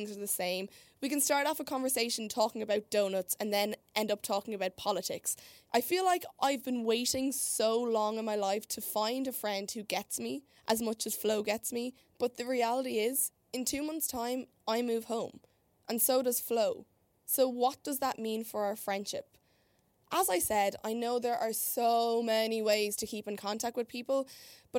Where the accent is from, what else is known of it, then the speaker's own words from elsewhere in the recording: Ireland; moved away as an adult; now in Chicago, United States; I'm an Irish girl who moved here in January to do a semester abroad at Columbia College Chicago